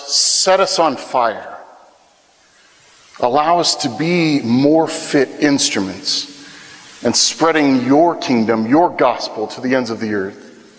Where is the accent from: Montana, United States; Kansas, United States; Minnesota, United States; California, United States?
Kansas, United States; Wichita; I come from the Wichita Diocese, Wichita, Kansas, which is an incredibly blessed place.